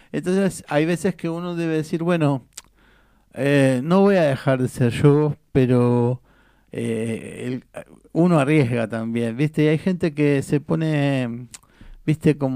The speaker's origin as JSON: {"language": "Spanish", "country": "Argentina", "tie": "born or raised there", "said": "yo nací acá, soy argentino, pero como tengo sangre"}